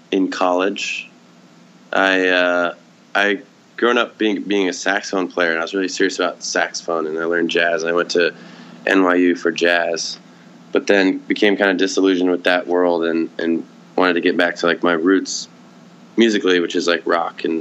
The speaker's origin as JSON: {"language": "English", "town": "Seattle", "region": "Washington", "country": "United States", "tie": "born or raised there", "also_born_or_lived": "New York", "moved": "as an adult", "lives_now": "Los Angeles, United States", "said": "I grew up in Seattle"}